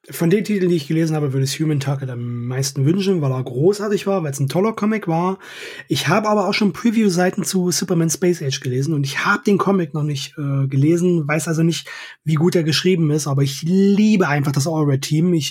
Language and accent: German; East Germany, Germany; Ich komme aus dem Osten, ich habe sowieso einen Freifahrtschein für alles.